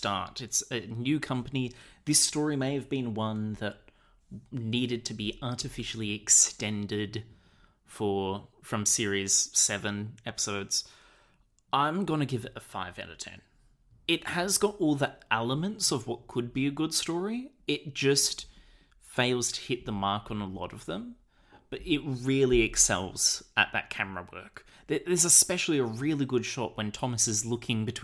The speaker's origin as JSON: {"language": "English", "country": "Australia", "said": "we're Australian"}